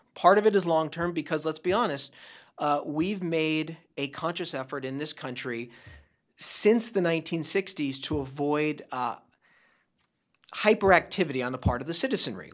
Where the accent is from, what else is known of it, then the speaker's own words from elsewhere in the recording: Santa Monica, California, United States; In my hometown of Santa Monica, California